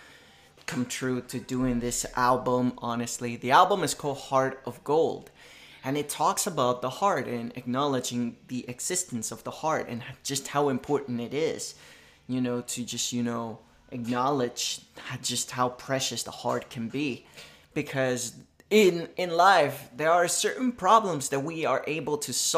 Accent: Isabela, Puerto Rico; English is a second language; moved away; I was just a 3-year-old baby born and raised in Isabela, Puerto Rico.

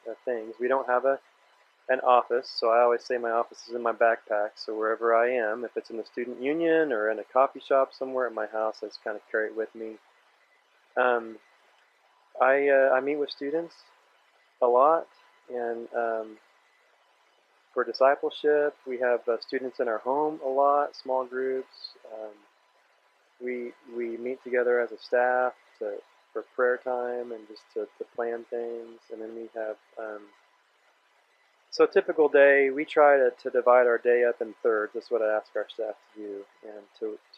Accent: Kansas, United States; I was born and raised in Kansas

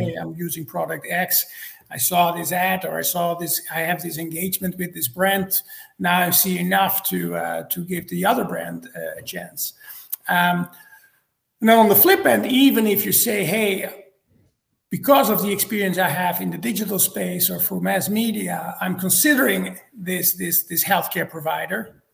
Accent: Netherlands; moved away as an adult; also born or lived in Cincinnati, United States / Atlanta, Georgia, United States; now in Georgia, United States; I'm originally from the Netherlands. That explains my uh, my name and my accent

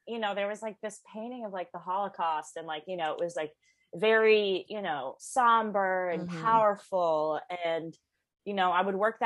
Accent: Chicago, Illinois, United States; moved away as an adult; also born or lived in Los Angeles / London; now in New York, United States; I grew up in Chicago

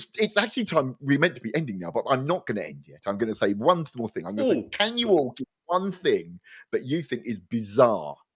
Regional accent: Luton, East of England, United Kingdom; I grew up in Luton

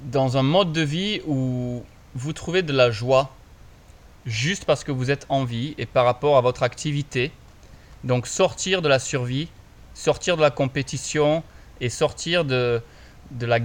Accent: Montpellier, Occitania, France; Bah, moi je suis de Montpellier, dans le sud, 34, represent.

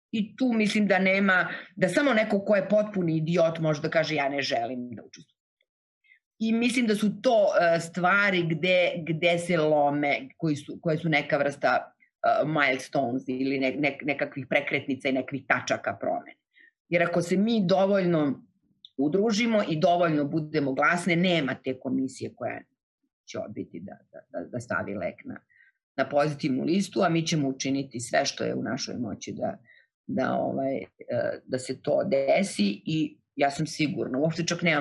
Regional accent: Novi Pazar, Raška District, Serbia; born or raised there; moved away

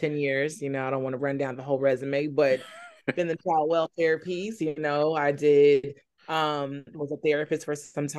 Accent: California, United States; moved away as an adult; also born or lived in Alabama / New York; now in Charlotte, United States; I'm originally from California

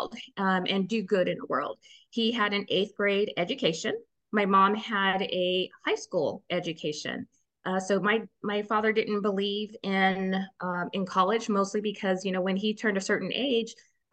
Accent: Riverside, California, United States; now in Texas, United States; I was born and raised in Riverside, California. So I'm a California here in Texas.

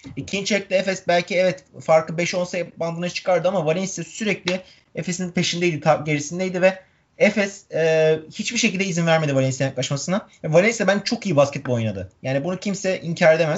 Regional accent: Turkey; bir Türk olarak

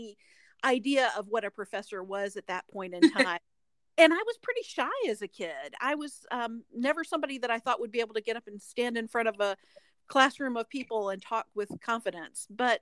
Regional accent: North Carolina, United States; now in Alabama, United States; I grew up in the Southeast in North Carolina

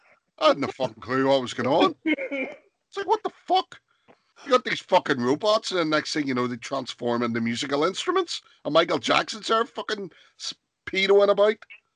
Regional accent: Belfast, Northern Ireland, United Kingdom; and I says, we're from Belfast.

